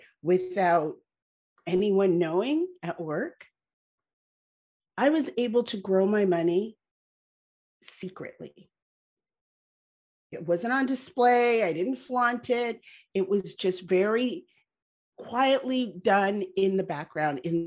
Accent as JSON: {"language": "English", "country": "Canada", "tie": "born or raised there", "said": "I was born in Canada. My parents emigrated there from Barbados"}